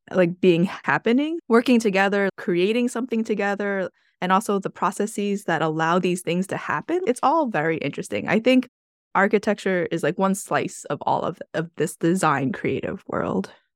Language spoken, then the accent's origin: English; New York, United States; I'm from New York